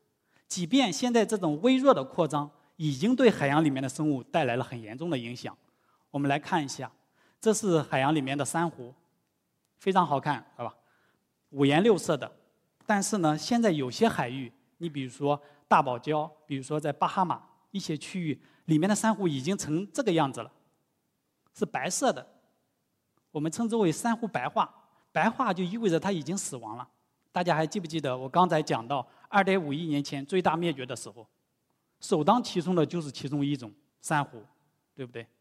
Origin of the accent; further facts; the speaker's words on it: Shanghai, China; 但是我们上海人应该比较愿意啊。到时候海平面再下降，我们就有更多的土地来建房子了。